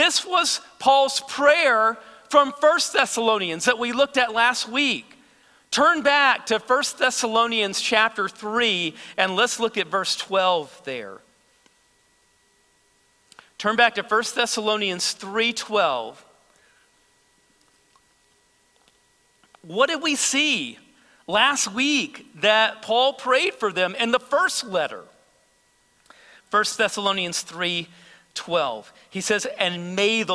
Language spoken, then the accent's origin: English; United States; as American believers